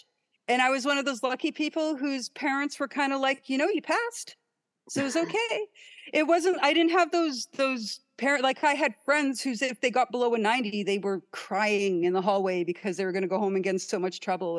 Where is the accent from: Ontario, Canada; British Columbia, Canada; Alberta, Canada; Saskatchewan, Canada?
Ontario, Canada; also born or lived in Winnipeg / Churchill; moved to Ontario when I was still a baby. Oh, my parents were in Churchill when I was born. But I was born in Winnipeg because I was a problem birth.